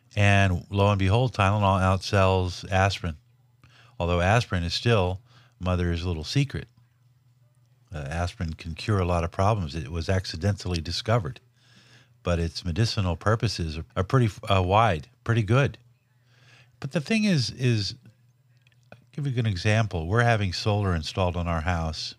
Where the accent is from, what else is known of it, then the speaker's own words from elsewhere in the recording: Los Angeles, California, United States; I grew up in Watts, Linwood, Compton, South L A, as a white kid during the sixties and seventies